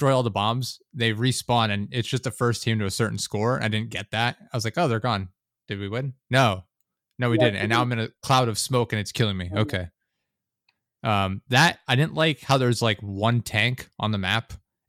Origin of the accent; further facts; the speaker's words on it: Pennsylvania, United States; I'm also from Pennsylvania.